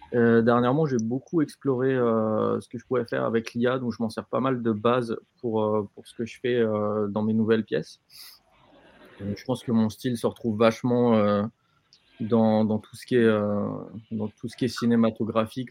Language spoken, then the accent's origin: French; France